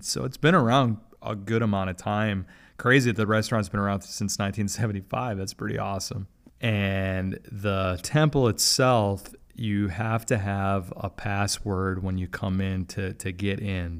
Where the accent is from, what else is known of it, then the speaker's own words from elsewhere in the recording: Milwaukee, Wisconsin, United States; now in Jacksonville, United States; I grew up in Milwaukee